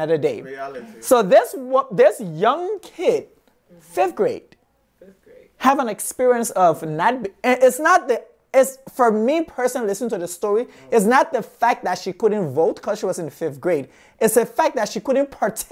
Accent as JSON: {"language": "English", "country": "Liberia", "moved": "as an adult", "lives_now": "United States", "said": "I'm like from Africa, Liberia"}